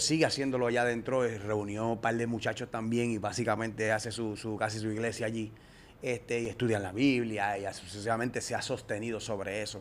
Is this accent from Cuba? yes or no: no; Puerto Rico; prácticamente en Puerto Rico solamente hacíamos